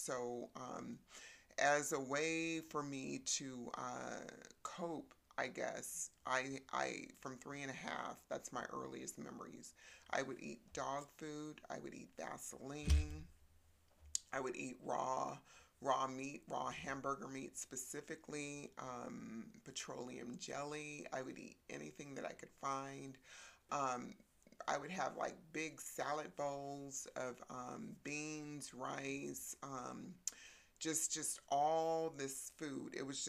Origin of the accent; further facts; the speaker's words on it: Texas, United States; born there; So I was born in Texas, and my natural father was in the Vietnam War.